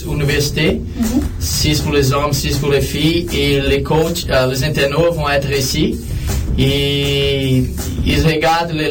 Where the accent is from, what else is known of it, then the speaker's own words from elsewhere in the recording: Brazil; moved away as an adult; je suis venu du Brésil en 2004. Je suis allé aux États-Unis pour jouer au soccer universitaire.